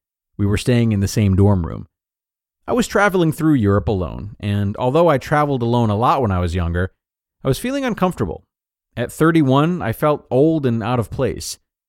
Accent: United States; moved away as an adult; now in Australia; I'm American, but I've been living in Australia since my early 20s.

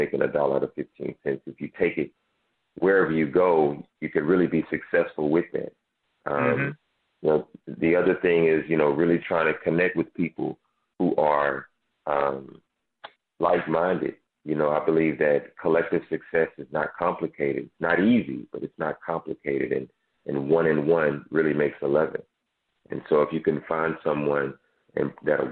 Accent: Dallas, Texas, United States; I grew up in South Dallas

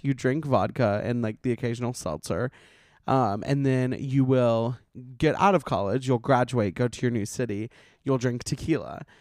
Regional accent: Montgomery, Alabama, United States; accent: Southern twang; moved away as an adult; now in Los Angeles, United States; I'm from Montgomery

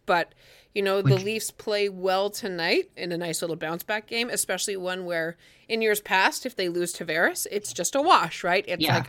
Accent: Ireland; Listen, I'm Irish. Like, you know, okay, Irish, proudly Irish

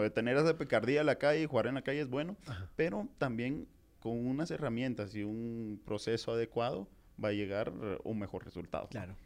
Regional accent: Jalapa, Guatemala; moved away as an adult; also born or lived in Guatemala City; yo soy de Jalapa

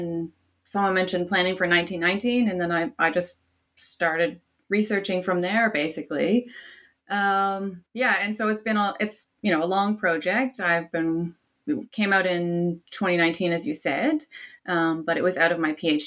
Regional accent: Canada; now in Australia; I'm Canadian by origin

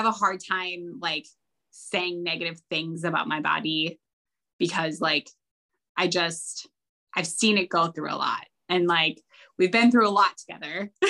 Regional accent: Midwest, United States; Growing up in the Midwest, everyone calls it puppy chow, but yeah, it's Muddy Buddies everywhere else apparently.

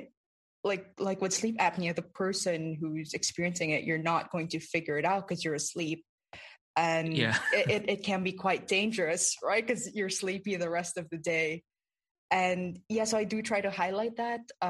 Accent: Philippines; I grew up in the Philippines and I grew up around a lot of folk tales and folk sayings

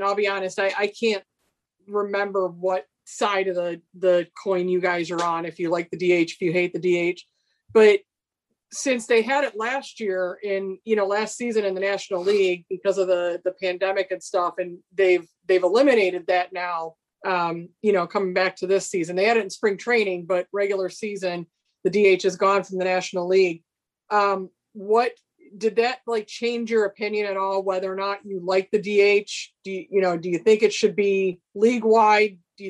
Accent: Chicago, Illinois, United States; accent: Chicago; My Chicago accent.

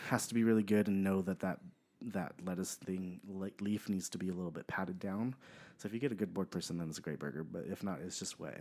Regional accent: Pomona, California, United States; I am from Southern California, so I was born in Pomona, California

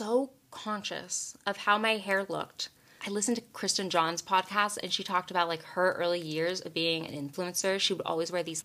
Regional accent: Texas, United States; growing up in Texas

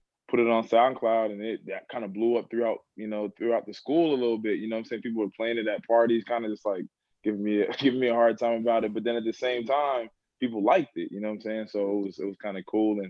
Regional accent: Plainfield, New Jersey, United States; also born or lived in Boston; I'm from Plainfield, New Jersey. That's a inner city in central Jersey.

